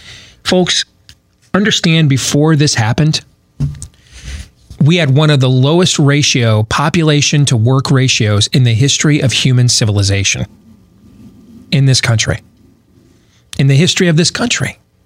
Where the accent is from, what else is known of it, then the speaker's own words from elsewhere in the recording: Michigan, United States; I grew up in Michigan.